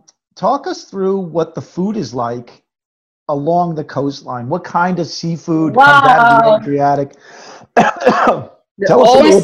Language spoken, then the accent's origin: English; Oyster Bay, New York, United States; growing up on Long Island, I grew up in a town called Oyster Bay.